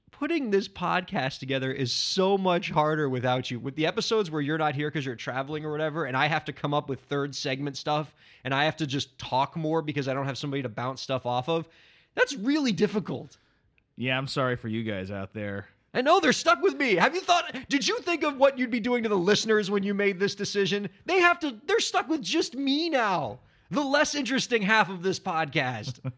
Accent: New York City, New York, United States; I'm going to give you bad advice on how to make it in New York City as a New Yorker.

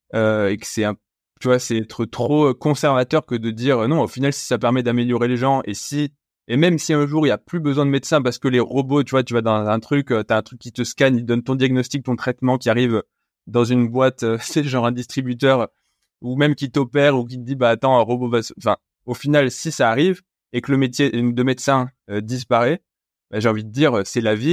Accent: France; je suis français

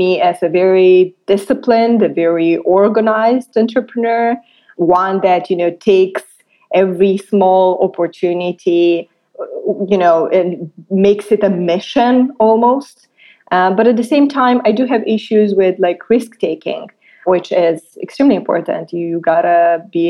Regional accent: Moldova; I was born and raised in Republic of Moldova

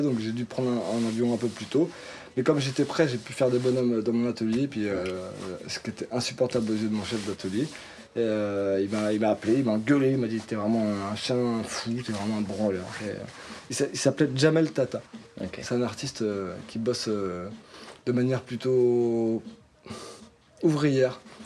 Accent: Nantes, Pays de la Loire, France; on est nantais

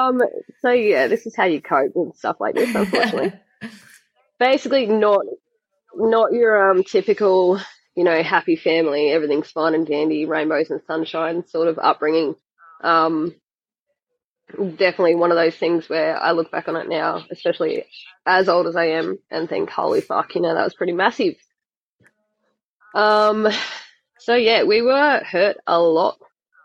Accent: Adelaide, South Australia, Australia; I was born in Adelaide in South Australia.

